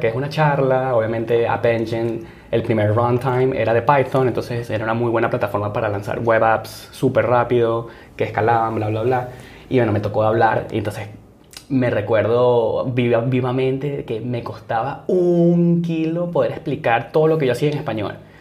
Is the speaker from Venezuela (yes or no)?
yes; Barquisimeto, Lara, Venezuela; moved away as an adult; now in San Francisco, United States; nací y crecí en Barquisimeto, Venezuela